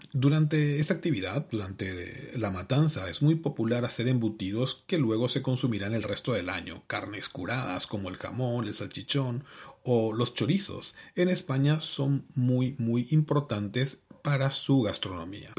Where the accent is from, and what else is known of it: Paraguay; moved away